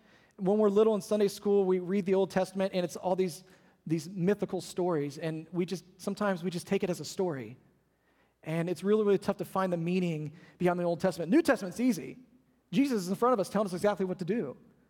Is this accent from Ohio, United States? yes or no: yes; Ohio, United States; We used to tease him because we came from Ohio. When you live up north for as long as we did, you get tired of seeing snow and rain and sleet and slush and gray skies and cold weather.